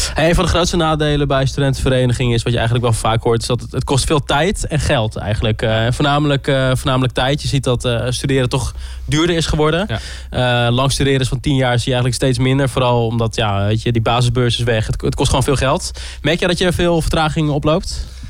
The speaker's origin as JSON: {"language": "Dutch", "region": "Groningen", "country": "Netherlands", "said": "ik kom zelf uit Groningen, dus ik ken hier ook al mensen"}